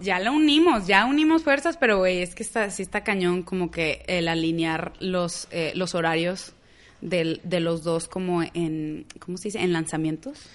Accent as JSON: {"language": "Spanish", "town": "Monterrey", "region": "Nuevo León", "country": "Mexico", "also_born_or_lived": "Houston / Boston", "accent": "regiomontano", "moved": "as an adult", "lives_now": "Los Angeles, United States", "said": "soy de Monterrey también. Eh, ahorita vivo en Los Ángeles"}